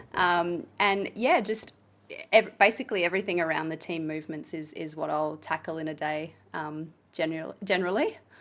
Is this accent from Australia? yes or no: yes; Tailem Bend, South Australia, Australia; I'm from Tailem Bend, and I grew up there, and my parents still live there